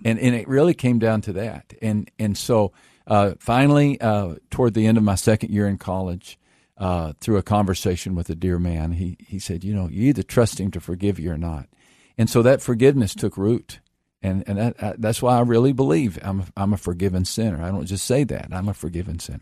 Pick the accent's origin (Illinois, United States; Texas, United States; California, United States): Texas, United States; I grew up in Texas